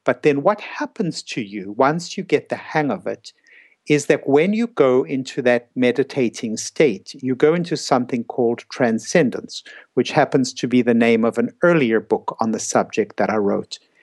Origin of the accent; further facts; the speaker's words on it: South Africa; moved away as an adult; also born or lived in New York City; I came from South Africa. I was 26 years old. I went to uh, New York City to do my psychiatry residency